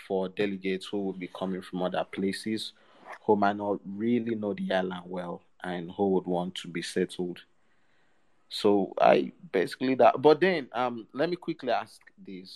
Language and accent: English; Nigeria; It's about 18:53 here in Nigeria.